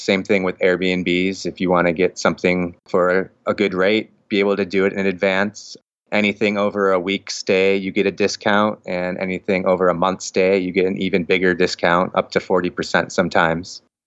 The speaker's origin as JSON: {"language": "English", "region": "Midwest", "country": "United States", "moved": "yes", "said": "I'm from the Midwest"}